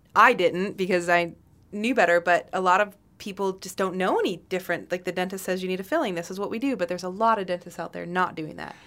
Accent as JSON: {"language": "English", "region": "Michigan", "country": "United States", "tie": "born or raised there", "said": "I grew up in Michigan"}